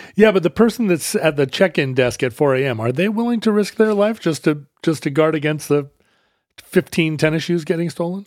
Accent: the Northwest, Pacific Northwest, United States; we're from the Northwest

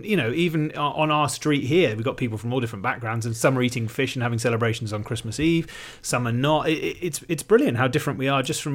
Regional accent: West Country, South West England, United Kingdom; I come from the West Country

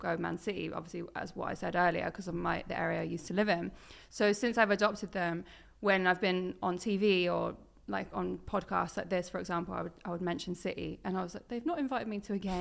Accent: Norwich, East of England, United Kingdom; moved away; also born or lived in Suffolk / Manchester; I'm originally from Norwich

